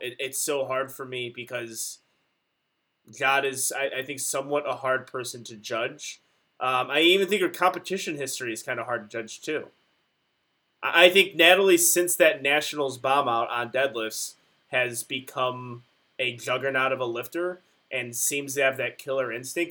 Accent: Chicago, Illinois, United States; we're from Chicago

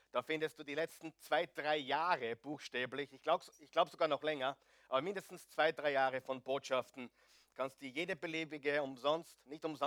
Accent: Austria; Ich weiß, wir sind Österreicher. Nur die Skandinavier sind noch schlimmer.

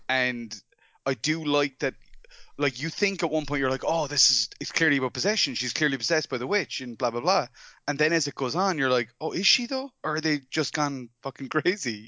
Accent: Ireland; I'm from Ireland

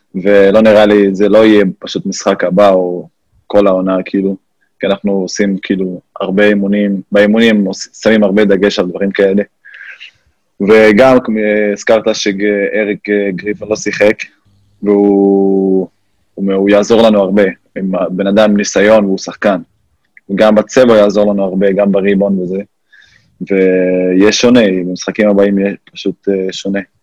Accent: Fureidis, Haifa District, Israel; moved away as an adult; also born or lived in United States; פרדיס, זה ליד זיכרון יעקב

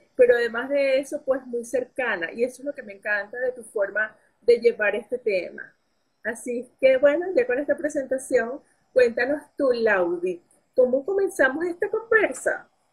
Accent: Venezuela; como venezolana, valga la cuña, pues porque somos venezolanas

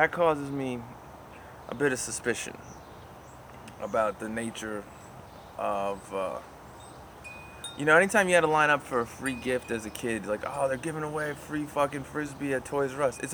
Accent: United States; as an Irish American

